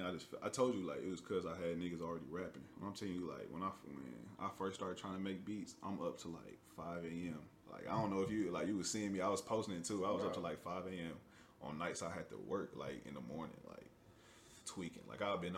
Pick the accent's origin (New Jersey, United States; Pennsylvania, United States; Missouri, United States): Missouri, United States; St. Louis; I'm from St. Louis